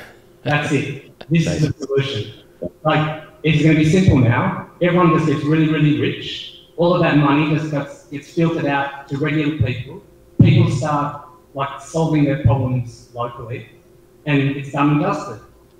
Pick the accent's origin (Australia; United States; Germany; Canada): Australia; We're the Aussie Hex streamers.